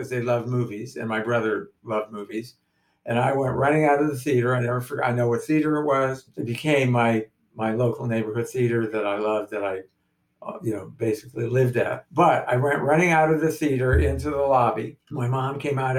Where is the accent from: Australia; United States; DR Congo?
United States; Los Angeles, California; I am born and raised in Los Angeles